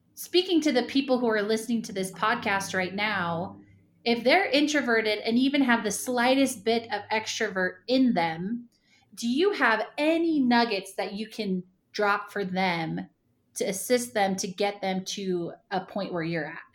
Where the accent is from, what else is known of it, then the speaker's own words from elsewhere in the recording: Ramona, California, United States; moved away as an adult; also born or lived in Point Loma, San Diego / Provo, Utah; I grew up in Ramona, California